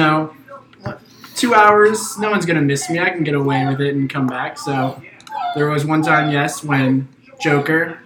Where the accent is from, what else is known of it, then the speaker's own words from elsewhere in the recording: Purcellville, Virginia, United States; I am from Percival, went to Woodgrove